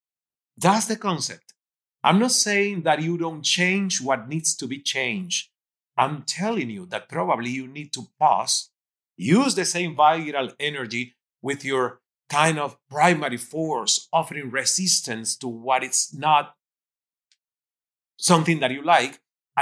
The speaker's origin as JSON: {"language": "English", "country": "Cuba", "also_born_or_lived": "Toronto, Canada", "second_language": "English", "moved": "as an adult", "lives_now": "Miami, United States", "said": "I'm coming from Cuba, being 29, not speaking English"}